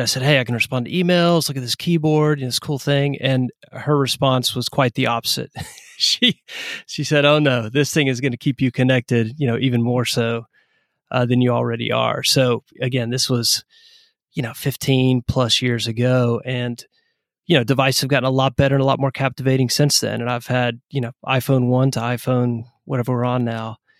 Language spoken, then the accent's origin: English; East Tennessee, United States; moved away as an adult; also born or lived in Atlanta, Georgia; now in Knoxville, United States; I'm originally from Tennessee